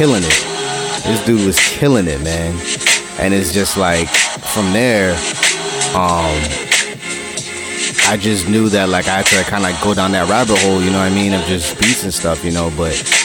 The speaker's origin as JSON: {"language": "English", "town": "New York City", "region": "New York", "country": "United States", "tie": "born or raised there", "also_born_or_lived": "Valley Stream, New York", "said": "I'm originally from Jamaica, Queens. I moved when I was 12 to Valley Stream, Long Island. So, you know, that is where I grew up, you know, for the high school years"}